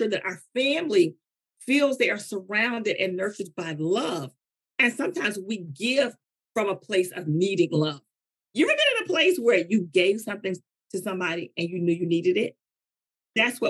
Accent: North Carolina, United States; I'm from North Carolina

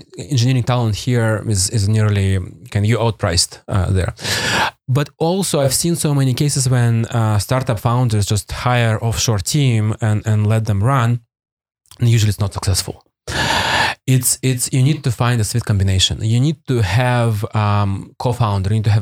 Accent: Primorsky Krai, Russia; English is a second language; moved away; also born or lived in Vladivostok, Russia; I grew up in Soviet Union.

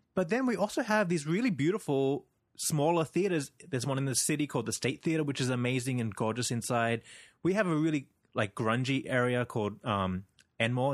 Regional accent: Sydney, New South Wales, Australia; I'm from Sydney

